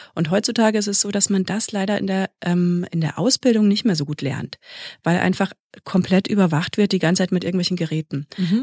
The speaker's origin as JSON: {"language": "German", "country": "Germany", "said": "hier bei uns in Deutschland"}